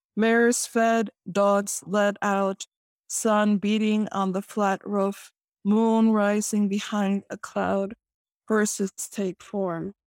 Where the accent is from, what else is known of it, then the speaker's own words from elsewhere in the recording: Chicago, Illinois, United States; I am born and raised in Chicago